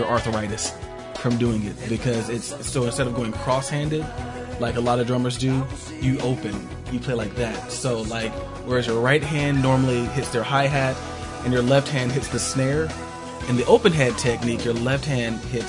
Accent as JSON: {"language": "English", "town": "Columbus", "region": "Ohio", "country": "United States", "tie": "born or raised there", "said": "growing up in Columbus"}